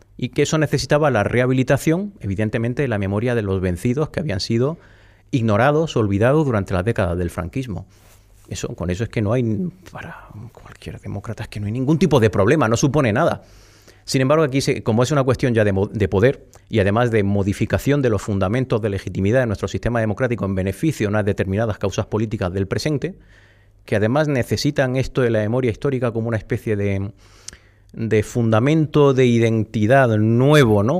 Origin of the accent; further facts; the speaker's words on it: the Alpujarra, Andalusia, Spain; now in Madrid, Spain; en mi pueblo casi todos los apellidos... Bueno, fíjate es que la Alpujarra está llena de apellidos vascos